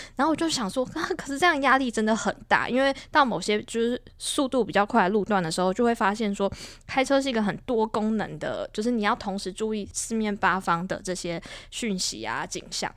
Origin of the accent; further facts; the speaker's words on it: Taiwan; 对很多台湾人来说也是，过去可能因为我们从小生活在这个环境